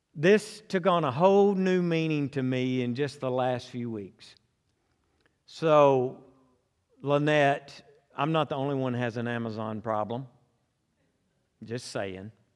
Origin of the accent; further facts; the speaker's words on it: Conway, Arkansas, United States; I was born and raised in Conway